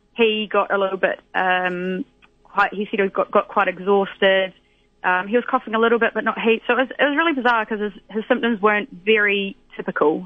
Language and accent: English; West Otago, New Zealand; moved away as an adult; also born or lived in Invercargill, New Zealand; now in London, United Kingdom; I'm from West Otago, but I was last working in in Invercargill before I left and came over to London